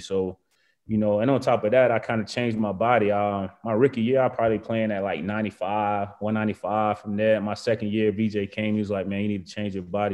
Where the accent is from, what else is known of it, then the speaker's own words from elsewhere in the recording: Macon, Georgia, United States; moved away as an adult; also born or lived in Virginia / Alabama; I'm from Georgia.